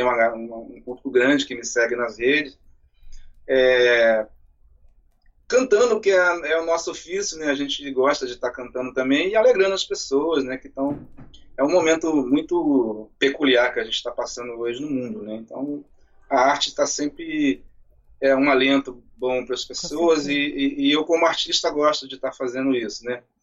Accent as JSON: {"language": "Portuguese", "town": "Raul Soares", "region": "Minas Gerais", "country": "Brazil", "tie": "born or raised there", "lives_now": "Niterói, Brazil", "said": "A minha cidade é Raul Soares, na zona da mata de Minas."}